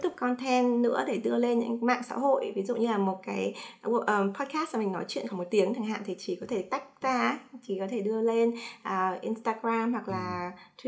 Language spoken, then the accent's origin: Vietnamese; Hanoi, Vietnam; moved away as an adult; now in United States; sinh ra và lớn lên ở Hà Nội